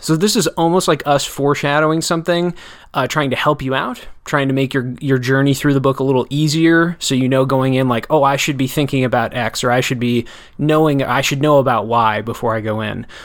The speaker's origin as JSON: {"language": "English", "town": "Janesville", "region": "Wisconsin", "country": "United States", "tie": "born or raised there", "said": "I grew up in Janesville."}